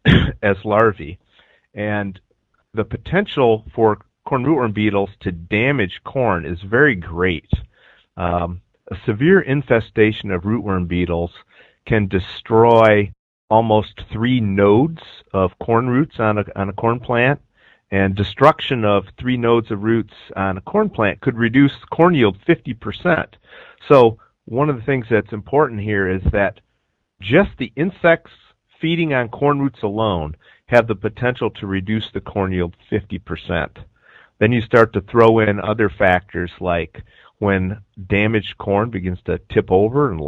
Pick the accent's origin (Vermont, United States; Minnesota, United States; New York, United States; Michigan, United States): Michigan, United States; moved away as an adult; also born or lived in Arizona; now in Illinois, United States; I'm originally from Michigan